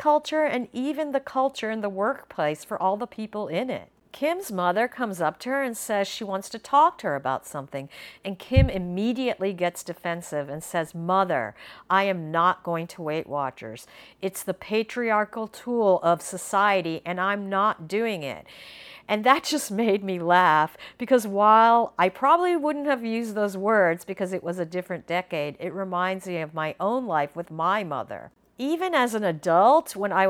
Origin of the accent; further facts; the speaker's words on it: United States; Growing up as an Indian American kid